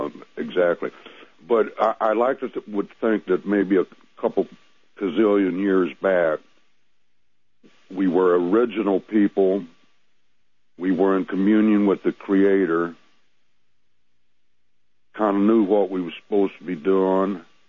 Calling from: Missouri, United States

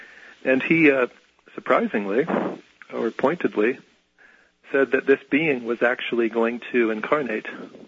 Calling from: California, United States; I'm from California.

